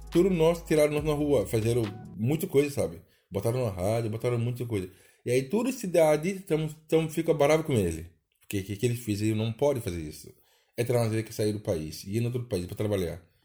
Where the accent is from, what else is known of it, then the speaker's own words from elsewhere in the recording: Senegal; Portuguese is a second language; moved away as an adult; now in Brazil; minha casa lá no meu país